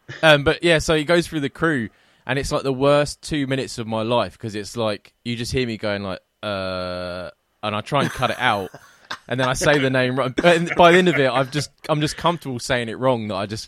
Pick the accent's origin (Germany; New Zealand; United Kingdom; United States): United Kingdom; England; moved away as an adult; now in Scotland, United Kingdom; I'm an English person that hates the English